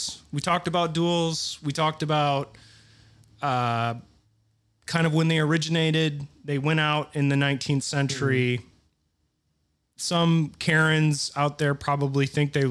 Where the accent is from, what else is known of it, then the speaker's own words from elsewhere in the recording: United States; I'm an American